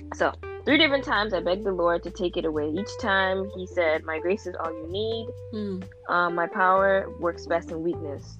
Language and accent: English; Ontario, Canada; I'm also 17, and I'm from Ontario, Canada